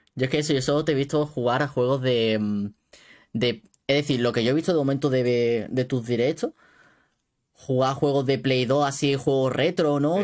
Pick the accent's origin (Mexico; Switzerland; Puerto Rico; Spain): Spain; Málaga, Andalusia; Yo soy de Málaga